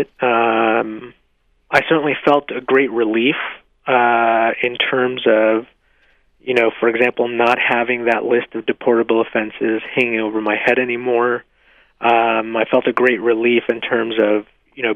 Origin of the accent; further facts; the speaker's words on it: Mexico; now in United States; I was born in Mexico